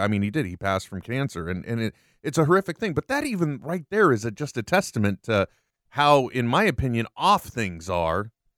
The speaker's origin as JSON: {"language": "English", "country": "United States", "tie": "born or raised there", "said": "I was born here"}